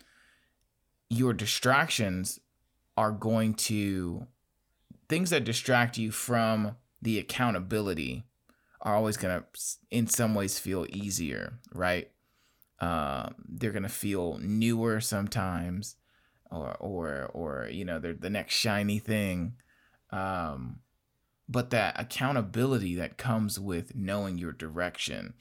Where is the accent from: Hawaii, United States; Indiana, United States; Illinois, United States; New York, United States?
Indiana, United States; Gary; I'm from Gary, Indiana.